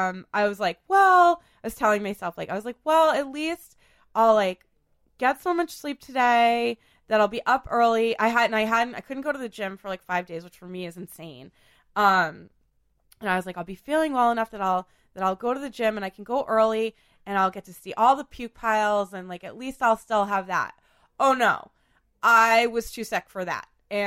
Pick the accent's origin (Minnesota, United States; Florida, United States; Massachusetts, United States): Massachusetts, United States; Boston; I grew up in Beacon Hill.